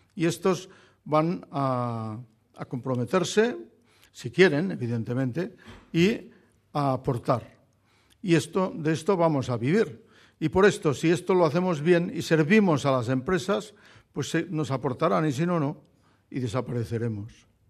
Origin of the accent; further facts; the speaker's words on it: Barcelona, Catalonia, Spain; Yo soy barcelonés, soy catalán, soy español